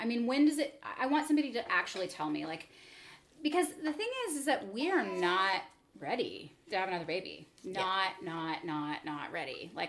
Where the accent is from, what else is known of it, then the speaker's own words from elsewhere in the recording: United States; I'm American.